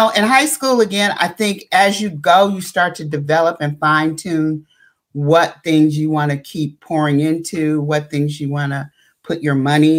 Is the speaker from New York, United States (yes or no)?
yes; New York, United States; now in Los Angeles, United States; we came from Harlem, and Harlem was Black and blackity black, black at that time.